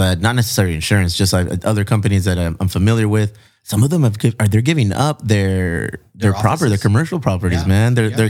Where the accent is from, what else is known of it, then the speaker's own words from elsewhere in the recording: California, United States; And I'm from the South Bay.